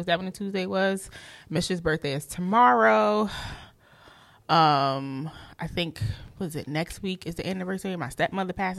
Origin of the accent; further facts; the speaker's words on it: Newark, New Jersey, United States; I'm from Newark, New Jersey, and I'm a school social worker